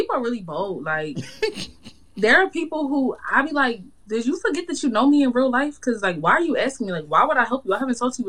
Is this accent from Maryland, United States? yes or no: yes; Owings Mills, Maryland, United States; also born or lived in Washington, D.C.; I am from Baltimore. I was born in D.C., but I was raised actually in Baltimore County in Owings Mills.